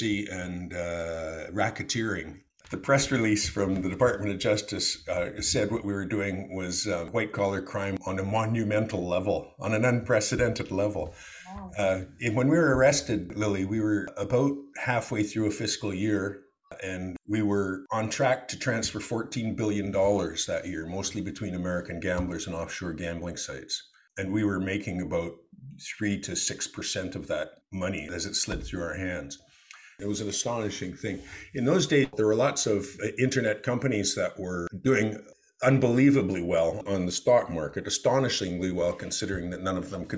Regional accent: Calgary, Alberta, Canada; we were raised in Calgary, Alberta

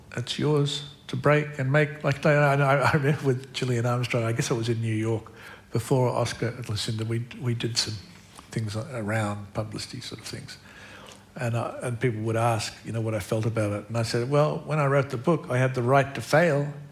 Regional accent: Australia; I'm Australian.

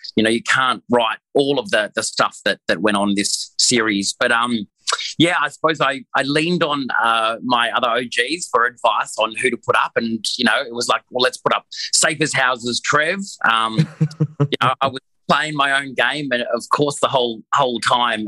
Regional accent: Queensland, Australia; I'm a Queenslander

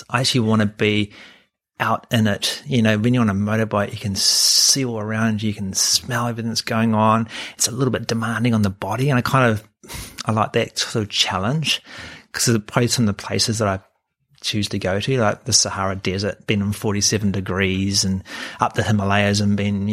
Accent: New Zealand; moved away as an adult; also born or lived in Hamilton, New Zealand; now in Sydney, Australia; growing up in New Zealand, you are sheltered

